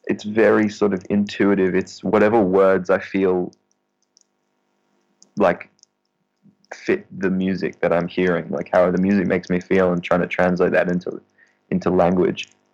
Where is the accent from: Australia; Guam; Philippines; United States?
Australia; As an Australian